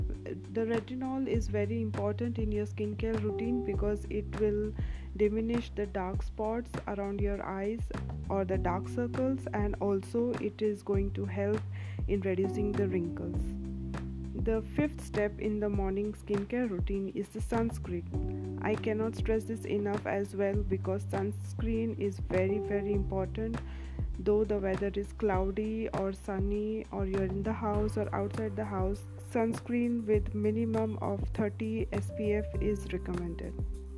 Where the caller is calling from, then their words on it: India; I'm speaking from India